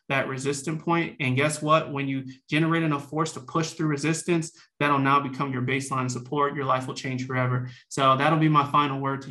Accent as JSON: {"language": "English", "town": "New Orleans", "region": "Louisiana", "country": "United States", "tie": "born or raised there", "said": "I'm from New Orleans, Louisiana, originally born and raised"}